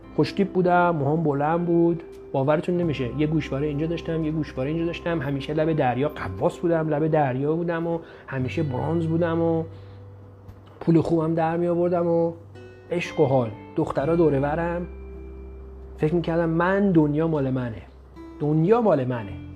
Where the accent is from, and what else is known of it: Iran; moved away